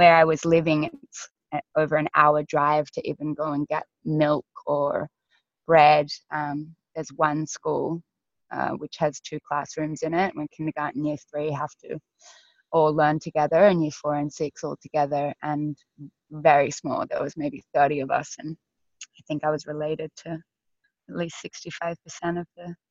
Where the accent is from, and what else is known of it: Grafton, New South Wales, Australia; born or raised there; also born or lived in Sydney, Australia